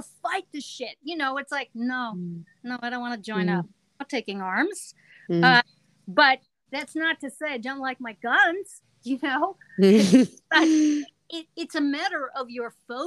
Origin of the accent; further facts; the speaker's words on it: California, United States; moved away as an adult; I'm from California